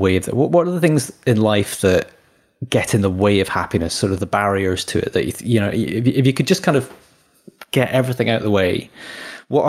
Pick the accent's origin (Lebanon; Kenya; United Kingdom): United Kingdom; Edinburgh, Scotland; also born or lived in Derbyshire; now in Newcastle, United Kingdom; I'm from Edinburgh